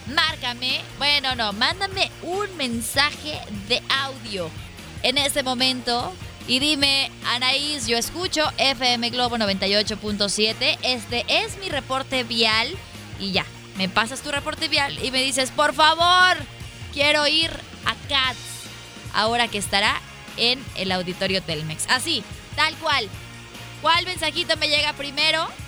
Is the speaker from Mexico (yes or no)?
yes; Hidrocálido, Aguascalientes, Mexico; now in Guadalajara, Mexico; el corazón de Hidrocálidos